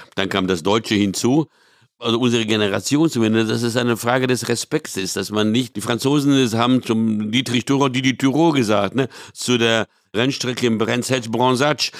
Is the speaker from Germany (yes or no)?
no; São Paulo, Brazil; moved away; in São Paulo, wo ich aufgewachsen bin